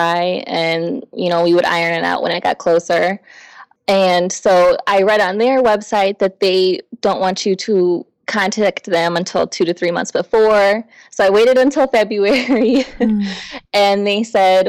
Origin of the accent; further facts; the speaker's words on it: Crown Point, Indiana, United States; I'm from Crown Point, Indiana